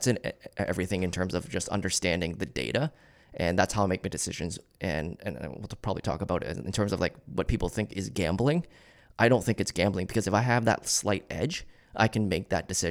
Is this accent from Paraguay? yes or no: no; Kitchener, Ontario, Canada; Yeah, so I was born and raised in Kitchener.